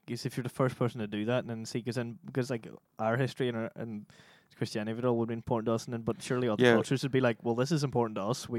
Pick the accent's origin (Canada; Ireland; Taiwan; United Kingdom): Ireland; we're Irish